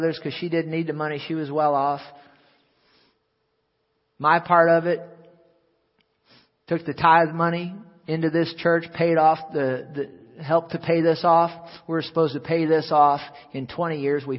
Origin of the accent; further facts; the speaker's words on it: St. Louis, Missouri, United States; I was born in Deaconess Hospital, actually, in St. Louis, but lived back here all my life till I got married